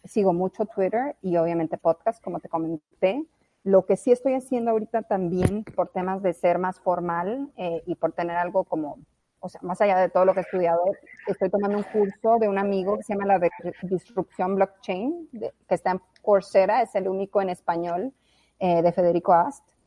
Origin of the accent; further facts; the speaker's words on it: La Guajira, Colombia; also born or lived in Mexico; now in United States; crecí en La Guajira, eh, hice high school en La Guajira